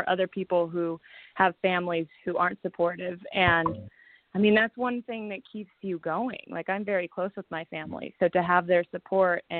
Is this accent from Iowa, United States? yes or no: no; Chino, California, United States; I grew up in Chino. I went to Chino Hills High.